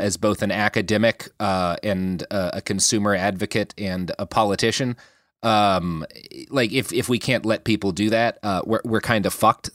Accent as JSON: {"language": "English", "region": "Oklahoma", "country": "United States", "tie": "born or raised there", "said": "a single white family that I grew up around or knew in Oklahoma"}